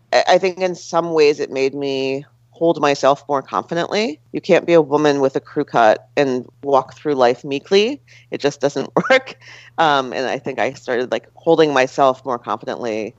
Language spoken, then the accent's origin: English; Westfield, New Jersey, United States; I grew up in Westfield, New Jersey